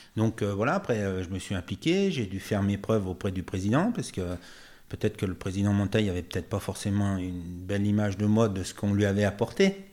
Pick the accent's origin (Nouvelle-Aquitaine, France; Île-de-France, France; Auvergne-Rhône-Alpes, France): Auvergne-Rhône-Alpes, France; Chablais; also born or lived in Morzine / Thonon-les-Bains; mes arrière-grands-parents avaient acheté un commerce au Jetis, donc l'hôtel-restaurant euh, euh, Beau. Ah donc j'ai passé toute mon enfance au Jetis